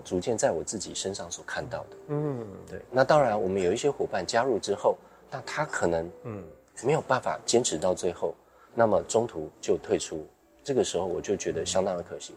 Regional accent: Pingtung County, Taiwan; moved away as an adult; also born or lived in Hsinchu; 我从新竹北部，然后，呃，就是又回到自己的老家屏东

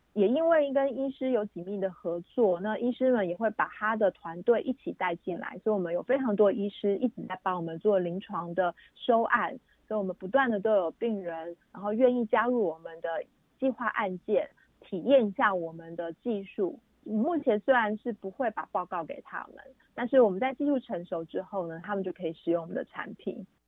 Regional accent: Taiwan; 我们台湾人

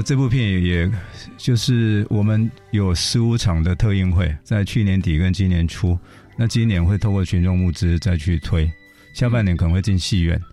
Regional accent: Taiwan; 我们台湾人

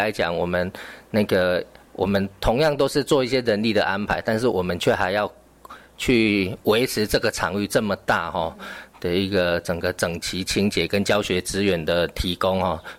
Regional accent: Tainan, Taiwan; moved away; 也是我们安定了那个希腊雅语啊，这也是我的故乡。所以当初我回来，

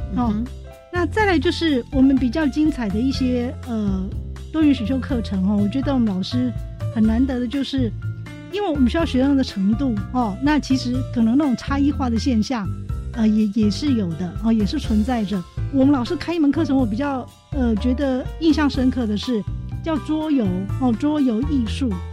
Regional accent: Miaoli County, Taiwan; 我们苗栗人

